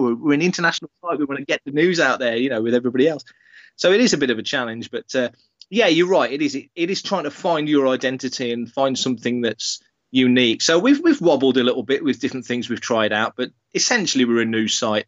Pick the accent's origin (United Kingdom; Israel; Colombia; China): United Kingdom; we're all Brits